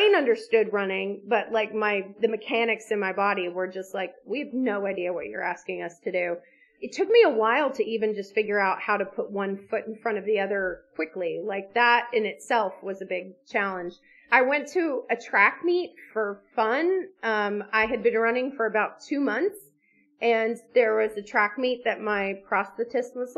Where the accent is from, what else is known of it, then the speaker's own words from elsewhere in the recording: Alabama, United States; we grew up in Alabama